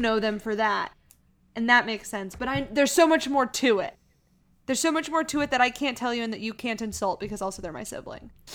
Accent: Missouri, United States; my identity as a person being from Missouri instead of being from Kansas

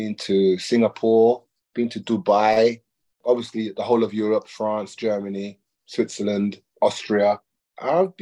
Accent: London, United Kingdom; I'm born in London, in the UK, in London, in a place called Harlesden, in 1971

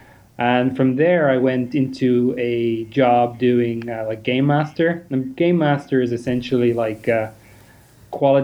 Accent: Ireland; I'm from Ireland.

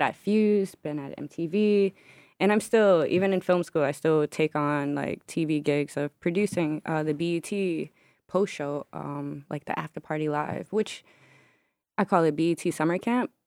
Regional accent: Newark, New Jersey, United States; moved away as an adult; now in Brooklyn, United States; I'm from Newark, New Jersey

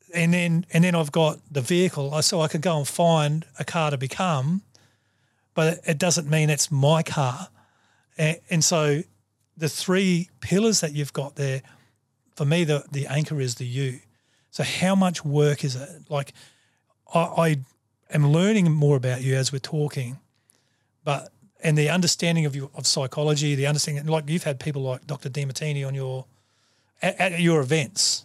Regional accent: Australia; I'm a human first before I'm a Aussie

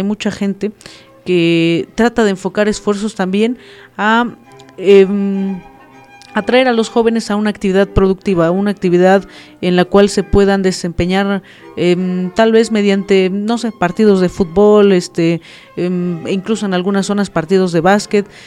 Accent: Tixmadejé Grande, State of Mexico, Mexico; yo soy de la comunidad de Tixmadeje Grande y bueno, eh, justamente mm, toda mi vida he vivido ahí, mm, crecí bajo la crianza de mis abuelos maternos

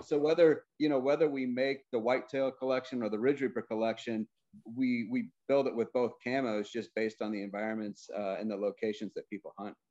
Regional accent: Missouri, United States; moved away; I grew up in Missouri

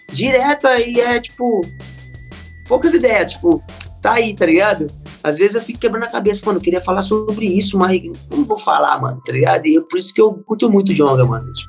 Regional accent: São Paulo, Brazil; now in São José dos Campos, Brazil; como vocês sabem, eu vim de São Paulo, geral aqui me abraçou, tá ligado? Então, tipo assim, eu amo muito minha quebrada lá, Jardim Capela, mas a camisa que eu visto é São José dos Campos, tá ligado?

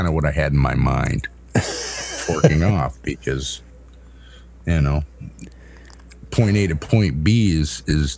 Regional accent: United States; accent: northern; my northern accent really came out when I was up there

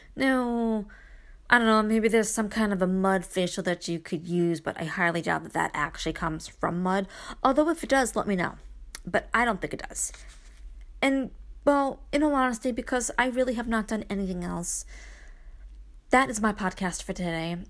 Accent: Brooklyn, New York, United States; moved away; I am still that girl that was born and raised in Brooklyn, even though I live in the country.

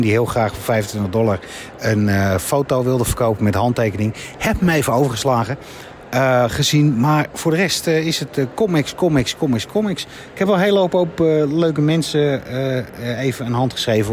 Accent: Netherlands; Wij zijn Nederlanders

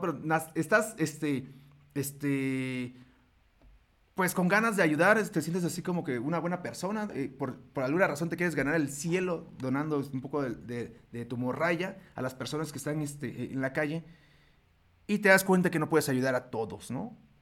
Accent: Mexico; este orgullo que tenemos nosotros como mexicanos, yo soy mexicano

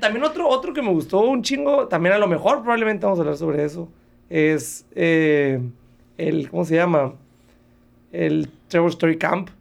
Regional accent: Mexico; como mexicano

